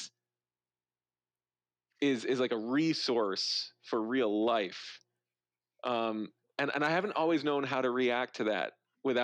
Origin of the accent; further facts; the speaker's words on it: North Dakota, United States; I grew up in North Dakota